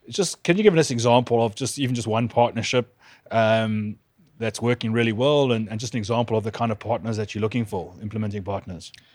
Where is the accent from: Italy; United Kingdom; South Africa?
South Africa; both being South African